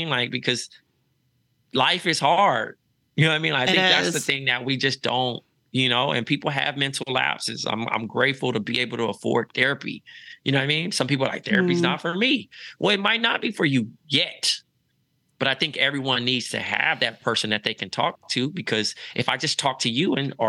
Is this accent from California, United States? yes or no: yes; Los Angeles, California, United States; moved away as an adult; also born or lived in Iowa; now in New York City, United States; Growing up in Los Angeles is Groundhog's Day